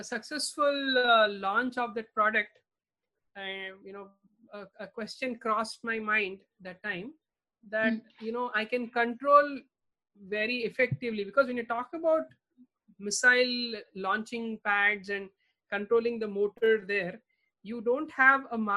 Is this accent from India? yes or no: yes; India; Growing up in India